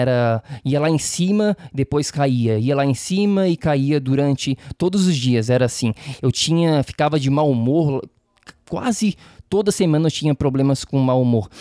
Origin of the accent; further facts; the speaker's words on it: Florianópolis, Santa Catarina, Brazil; accent: manezês; moved away as an adult; also born or lived in San Diego; now in New York, United States; eu sou natural de Florianópolis, de Floripa, da Ilha da Magia, Manezinho, então o sotaque manezês vai fazer parte aqui do, do podcast também.